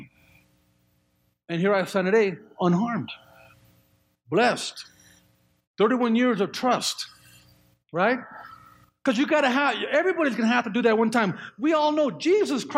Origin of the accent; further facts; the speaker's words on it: just south of Oakland, California, United States; now in Colorado, United States; I grew up there. I grew up just south of Oakland.